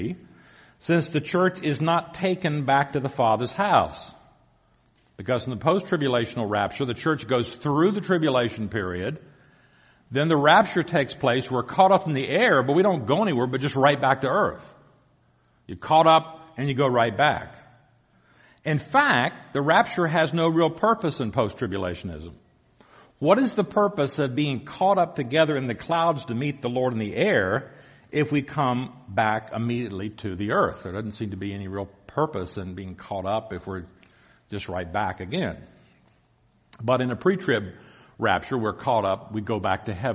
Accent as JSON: {"language": "English", "region": "the South", "country": "United States", "accent": "southern", "moved": "yes", "said": "You can probably tell by my accent I'm from the south."}